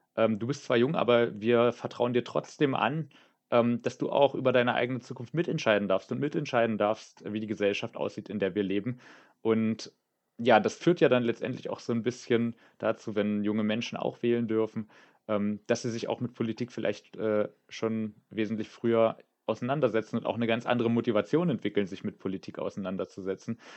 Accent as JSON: {"language": "German", "region": "Saxony-Anhalt", "country": "Germany", "tie": "born or raised there", "moved": "yes", "lives_now": "Potsdam, Germany", "said": "Ich bin in Sachsen-Anhalt aufgewachsen"}